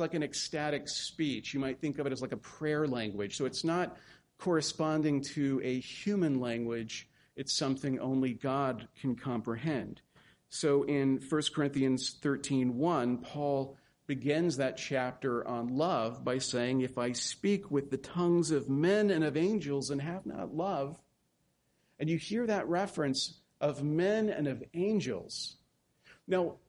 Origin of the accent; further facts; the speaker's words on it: the South, Gulf Coast, United States; accent: Southern; moved away; I come from the South on the Gulf Coast, and there's an assumption that people make about us Southerners